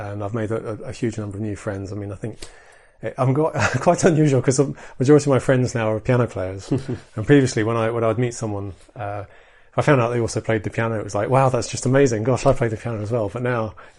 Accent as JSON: {"language": "English", "town": "Edinburgh", "region": "Scotland", "country": "United Kingdom", "tie": "born or raised there", "said": "in Edinburgh, which is my hometown"}